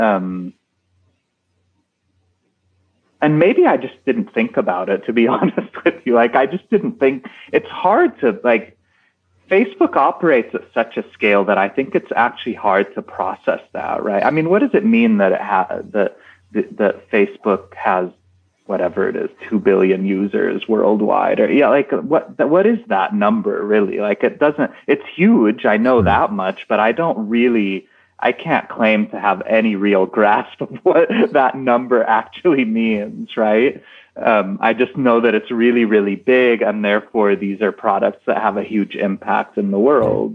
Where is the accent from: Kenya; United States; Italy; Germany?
United States